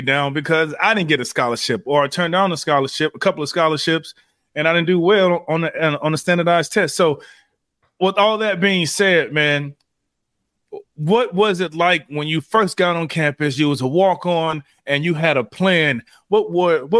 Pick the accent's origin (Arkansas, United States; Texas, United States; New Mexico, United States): Texas, United States; Houston; moved away as an adult; I'm from Houston, Texas.